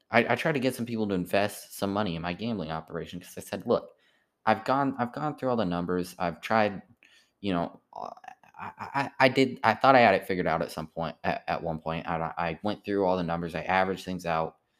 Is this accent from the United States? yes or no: yes; United States; I'm an American